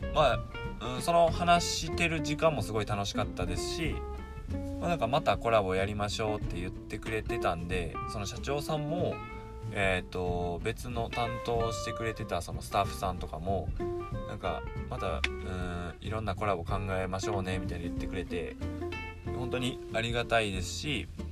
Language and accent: Japanese; Mie, Japan; 僕三重県在住で地元は三重県で